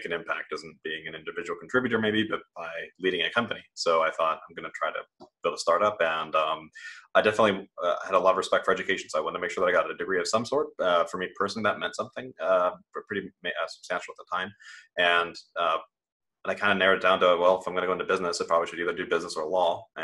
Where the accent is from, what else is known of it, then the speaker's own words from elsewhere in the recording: Midwest, United States; moved away; also born or lived in Germany; I grew up in the Midwest, was homeschooled for most of it